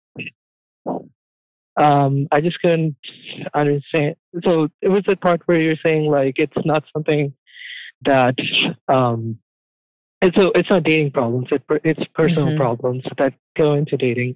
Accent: India; moved away as an adult; now in United States; I grew up in India and I only moved here like three years ago

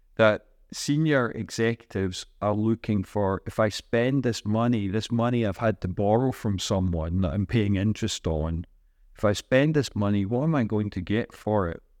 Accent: Scotland, United Kingdom; moved away as an adult; also born or lived in Singapore / Ireland / United States; now in Bilbao, Spain; I'm from Scotland. I've lived in Singapore and Ireland and the United States for about 23 years.

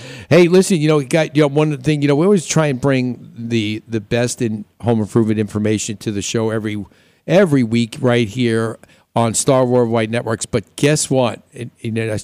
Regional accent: New York, United States; now in Arizona, United States; When I grew up in New York

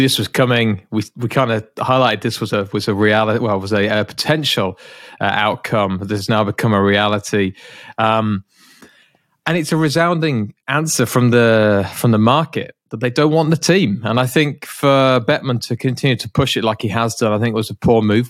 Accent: United Kingdom; as a Brit

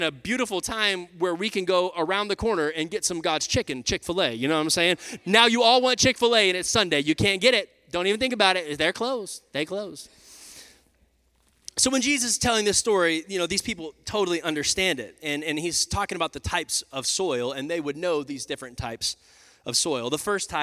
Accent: Texas, United States; moved away as an adult; also born or lived in Oklahoma City, Oklahoma; Me and Lindsay were there for 5 years before we came down back to my hometown here to plant Radical Church.

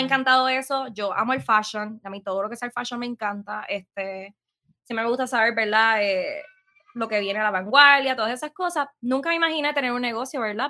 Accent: San Sebastián, Puerto Rico; also born or lived in Aguadilla, Puerto Rico; siempre voy a decir que soy de Pepiniana, porque literalmente toda mi vida me crié allí.

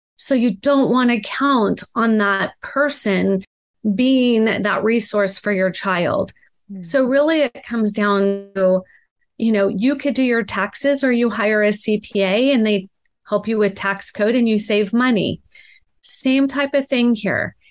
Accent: Laguna Beach, California, United States; I grew up in Laguna Beach, California, and neither of my parents went to college.

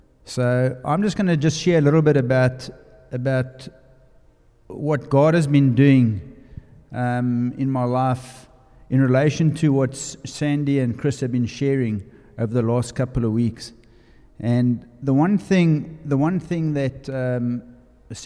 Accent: South Africa; moved away; I'm from South Africa. You'll notice from my accent.

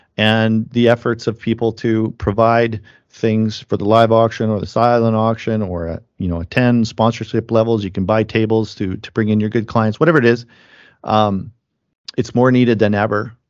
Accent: Langenburg, Saskatchewan, Canada; my hometown, Langenberg, Saskatchewan

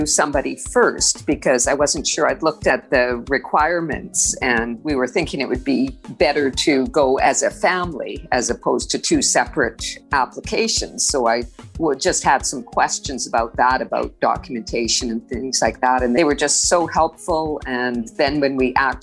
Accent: Canada; moved away as an adult; now in Barbados; I'm Canadian

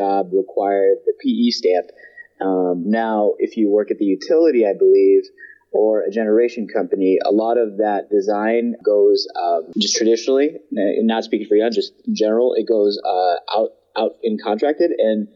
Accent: Midwest, United States; I grew up in the Midwest

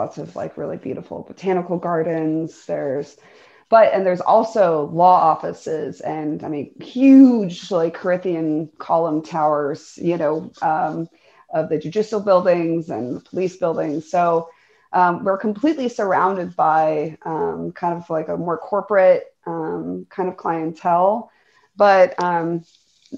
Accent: St. Petersburg, Florida, United States; born or raised there; also born or lived in Portland; now in Oklahoma City, United States

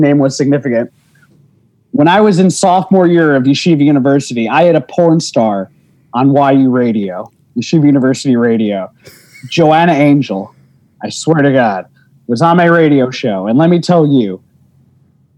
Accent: New Jersey, United States; moved away as an adult; also born or lived in Bronx, New York / Queens, New York; now in New York, United States; I was born in the Bronx. Then I was in Queens, and then they moved to Jersey, and then I was in Jersey from the time I was like 2 until college

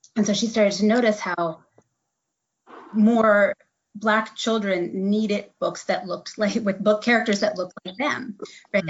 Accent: Midwest, United States; moved away as an adult; now in Eastern North Carolina, United States; I'm actually mm-hmm. from the Midwest.

